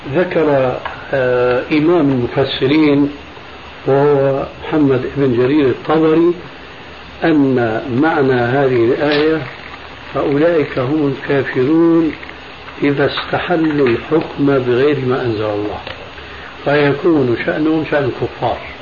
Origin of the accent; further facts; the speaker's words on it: Syria; عندنا بالشام